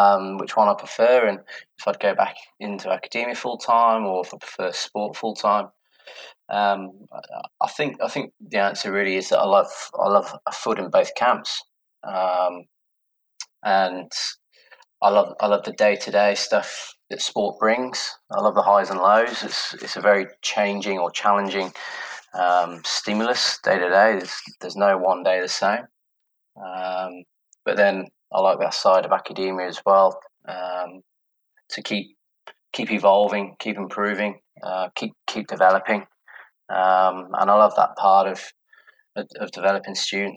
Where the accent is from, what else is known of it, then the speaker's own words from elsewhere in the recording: United Kingdom; moved away as an adult; also born or lived in Liverpool; now in Gold Coast, Australia; you can probably tell from my accent somewhat that I'm from the UK originally.